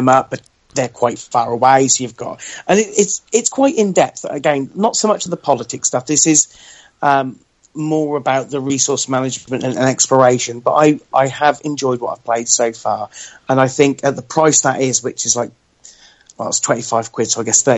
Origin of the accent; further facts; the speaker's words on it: United Kingdom; as a British person